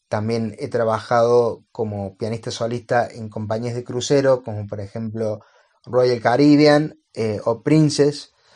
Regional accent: Córdoba, Argentina; soy un pianista de Córdoba, Argentina.

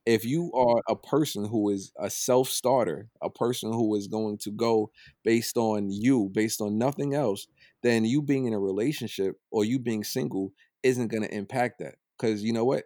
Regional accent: United States; I'm from Old Brooklyn.

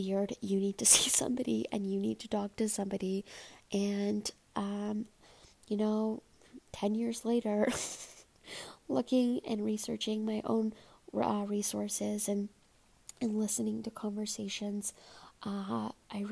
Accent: Toronto, Ontario, Canada; I'm from Toronto

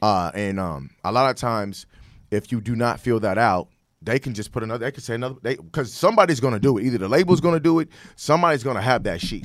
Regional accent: Sacramento, California, United States; moved away as an adult; also born or lived in Dallas, Texas; I'm from Sacramento, California.

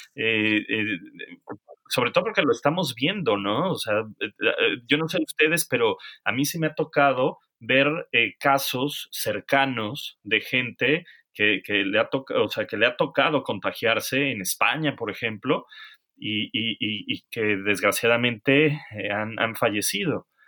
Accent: Mexico; also born or lived in England; now in United Kingdom; nosotros como mexicanos es cómo lo están haciendo en México porque allá tenemos familia

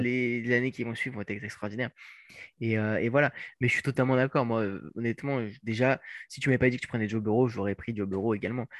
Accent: France; en tant que bon français

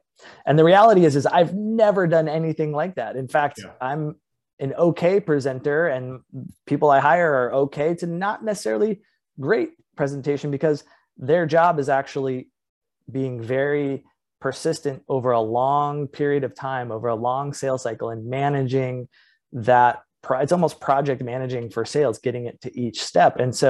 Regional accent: Midwest, United States; also born or lived in Los Angeles; years in Los Angeles and then moved to the Midwest. And always growing up, I told people, you know, hey, where are you from? Oh, I'm from California.

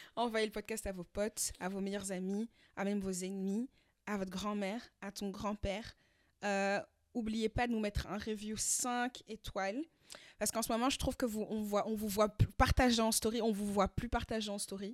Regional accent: France; now in Belgium; chez nous, en France

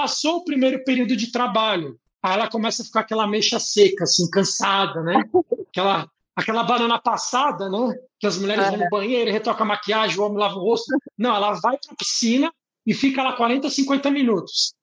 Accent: São Paulo, Brazil; é onde eu fui criado

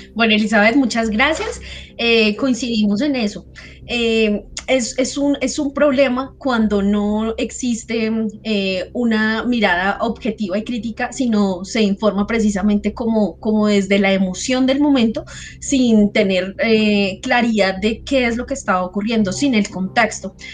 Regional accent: Colombia; somos ciudadanos, somos colombianos

